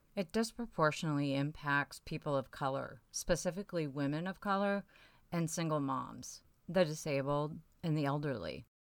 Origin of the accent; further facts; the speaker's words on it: near Waterloo, Iowa, United States; Waterloo, Iowa, which is just up the road from where I grew up.